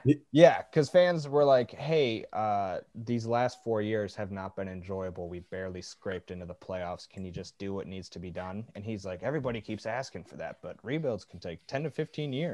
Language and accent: English; Detroit, Michigan, United States; growing up in Detroit